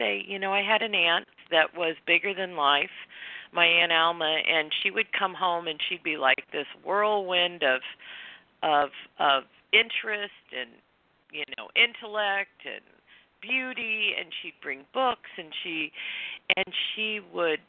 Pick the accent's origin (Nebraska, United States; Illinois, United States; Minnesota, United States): Illinois, United States; outside of St. Louis; moved away as an adult; also born or lived in California; now in Santa Barbara, United States; I grew up in Illinois, on the Illinois side of the river, outside of St. Louis and Missouri